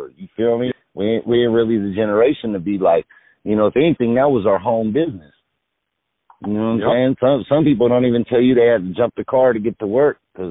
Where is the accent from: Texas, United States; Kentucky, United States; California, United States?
California, United States; the Bay Area; now in Los Angeles, United States; I'm from the Bay